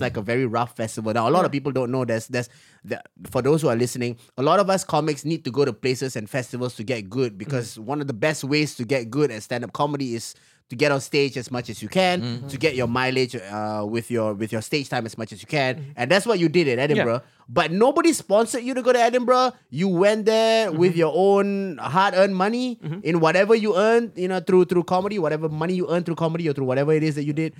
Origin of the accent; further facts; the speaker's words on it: Singapore; I'm not American, you know? Okay, I'm Singaporean